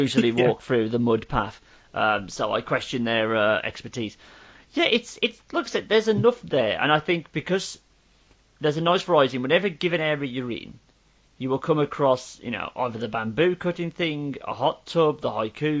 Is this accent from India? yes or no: no; West Midlands, United Kingdom; growing up in the West Midlands schooling system